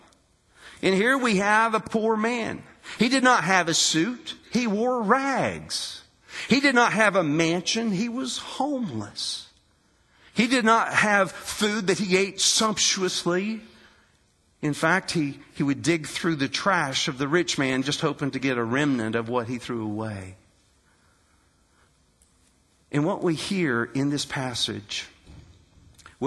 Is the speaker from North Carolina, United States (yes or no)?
no; West Virginia, United States; I'm from West Virginia